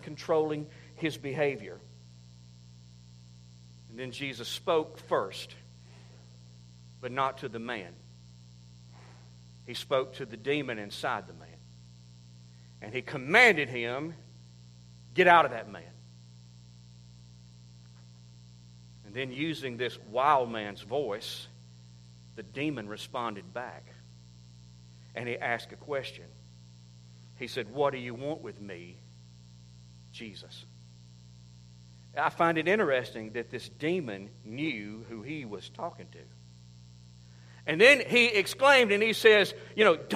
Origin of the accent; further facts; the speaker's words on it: United States; I'm from Oconee County